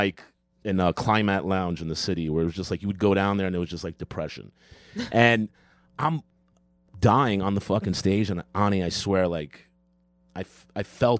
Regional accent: New York City, New York, United States; I'm from Queens.

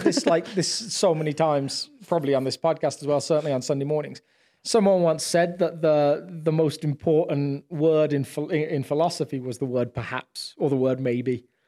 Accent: United Kingdom; I'm obviously British

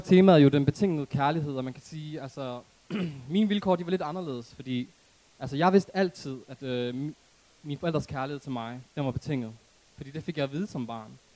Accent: Aarhus, Central Denmark Region, Denmark; jeg er oprindeligt fra Aarhus Gellerupparken

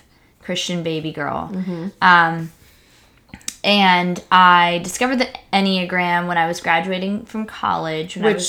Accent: Mexico; you've heard me talk about being an evangelical missionary kid growing up in Mexico, super homeschooled, super sheltered, super like just cute and naive.

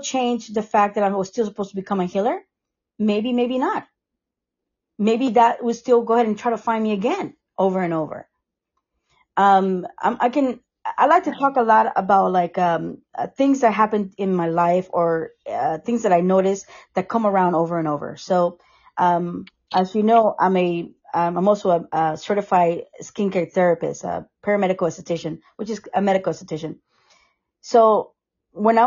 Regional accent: Costa Rica; moved away; also born or lived in Sarasota; I am from Costa Rica.

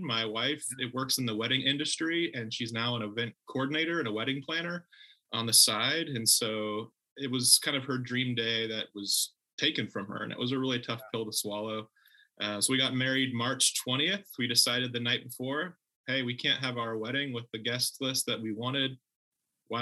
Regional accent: Kingsburg, California, United States; moved away as an adult; also born or lived in Orlando, Florida; my hometown of Kingsburg, California, which is just a little bit south of Fresno

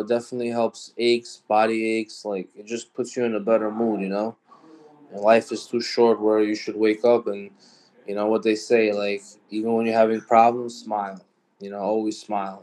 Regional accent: New York City, New York, United States; also born or lived in Brooklyn / Queens; I was born and raised in New York, so you know. And then my family was from Brooklyn. Then we moved out to Queens

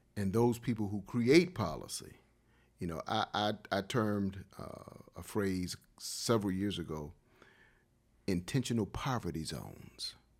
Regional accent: Wilmington, North Carolina, United States; moved away as an adult; also born or lived in Los Angeles / Durham / Columbus, Ohio; Wilmington, that's my hometown.

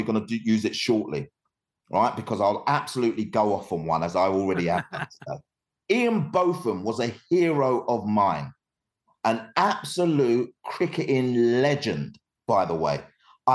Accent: London, United Kingdom; I was born in Hackney, East London. I couldn't be more Cockney not Cockney

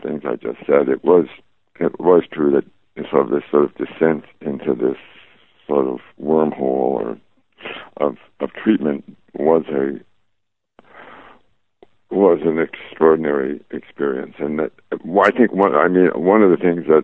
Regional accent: Chicago, Illinois, United States; when I grew up in Chicago

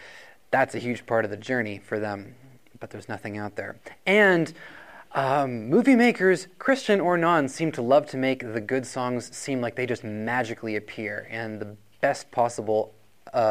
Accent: Rochester, New Hampshire, United States; I'm actually from Rochester, New Hampshire

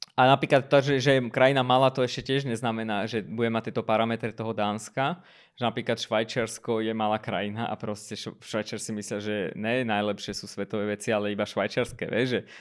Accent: Armenia; now in Slovakia; ja som z Arménska

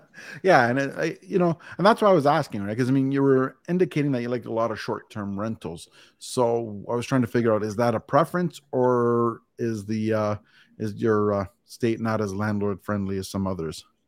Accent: Canada; I'm Canadian

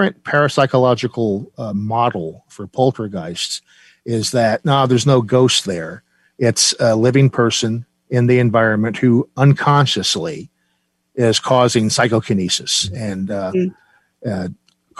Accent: New Jersey, United States; I'm from New Jersey

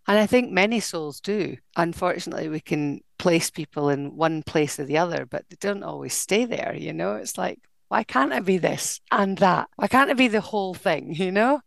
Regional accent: Dundee, Scotland, United Kingdom; dundee my hometown

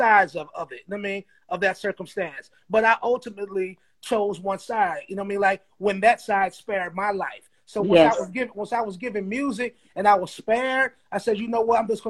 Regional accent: the South, United States; we're from the South

